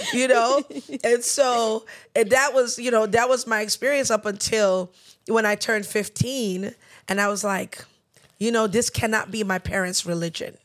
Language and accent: English; New York, United States; We were born and raised in New York.